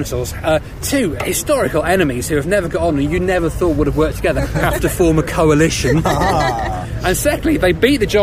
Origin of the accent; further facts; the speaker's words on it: Peterborough, East of England, United Kingdom; I come from Peterborough